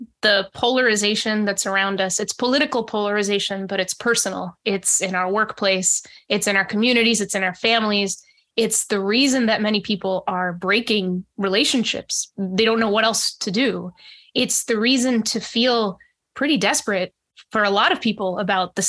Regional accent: New Hampshire, United States; also born or lived in Monterrey, Mexico; when I was in kindergarten, we moved to the States, and soon after that went to New Hampshire. So I grew up mostly in New Hampshire

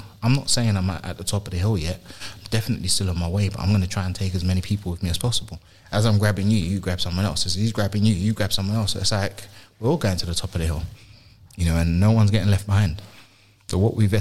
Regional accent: London, United Kingdom; So I moved from South London, from North London to South London

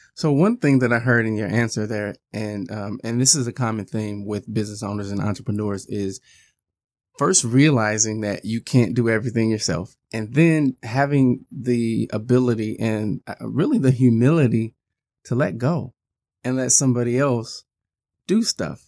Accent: Midwest, United States; being a Midwesterner myself

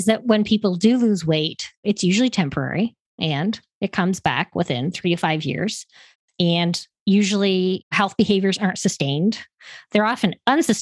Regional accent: Canada; moved away as an adult; now in United States; I'm originally from Canada

